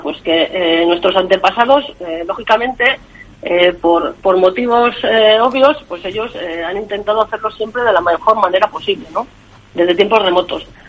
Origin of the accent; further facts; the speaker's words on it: Valseca, Castile and León, Spain; en mi pueblo, en Valseca, en un lugar donde nací, donde me he criado